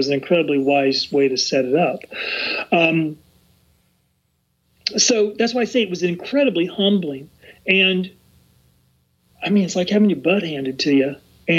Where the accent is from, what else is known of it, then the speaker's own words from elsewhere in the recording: the South, United States; when I was young, growing up in the South